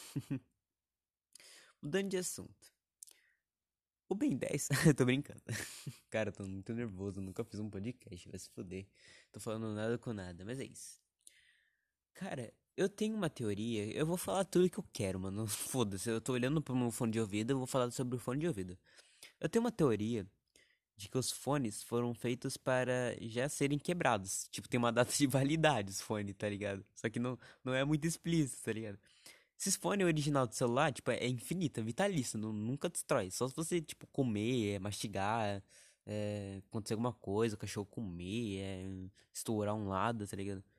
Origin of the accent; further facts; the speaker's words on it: interior of São Paulo, Brazil; accent: caipira (interior of São Paulo), with chiado S; eu sou do interior de São Paulo